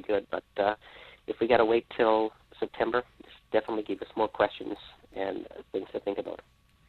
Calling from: Calgary, Alberta, Canada; I'm also calling from the West Coast time zone in Calgary, Alberta, Canada.

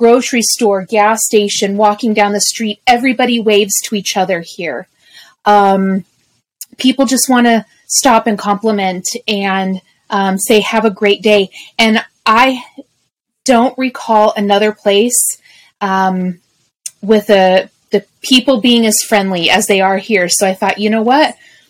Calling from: Columbia, South Carolina, United States; As of this recording, I am still in South Carolina, in the Columbia, South Carolina area.

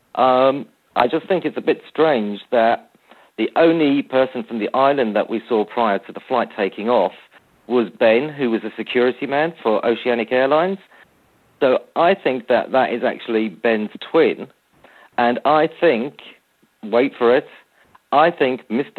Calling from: Brighton, South East England, United Kingdom; I'm calling from Brighton in the UK.

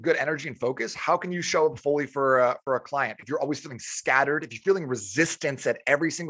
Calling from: Tempe, Arizona, United States; I'm calling you from Tempe, Arizona.

